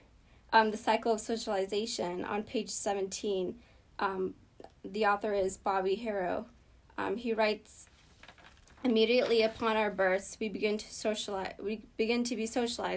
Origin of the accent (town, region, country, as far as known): Boston, Massachusetts, United States; born or raised there; English is a second language; also born or lived in Ethiopia